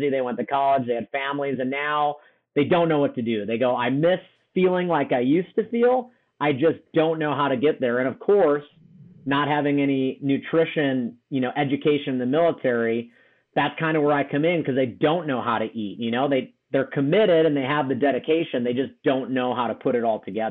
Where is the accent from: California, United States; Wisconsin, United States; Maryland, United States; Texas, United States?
Wisconsin, United States; born and raised in Wisconsin, ended up joining the Marine Corps.